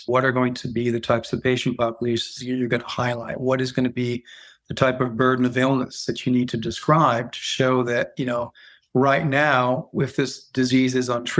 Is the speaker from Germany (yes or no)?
yes; Germany; So I'm half half American, half French. And I grew up in Germany.